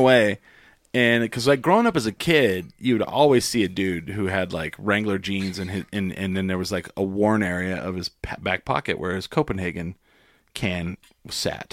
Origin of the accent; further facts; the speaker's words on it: Clovis, New Mexico, United States; also born or lived in Grady, New Mexico; I grew up in Clovis, but, like, w, we moved